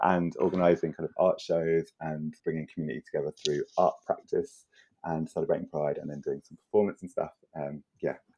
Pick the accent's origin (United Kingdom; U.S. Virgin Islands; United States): United Kingdom; London; moved away as an adult; now in Margate, United Kingdom; I grew up in London